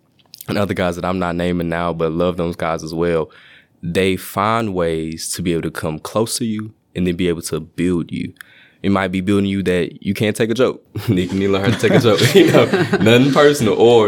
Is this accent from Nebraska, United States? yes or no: no; Shreveport, Louisiana, United States; Shreveport, Louisiana.